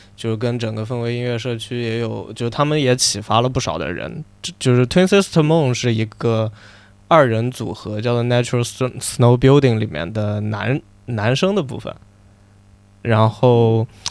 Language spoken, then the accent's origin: Chinese; China; 我作为一个中国人